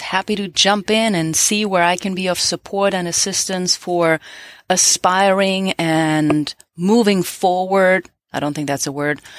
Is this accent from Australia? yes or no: no; Germany; now in United States; Growing up in Germany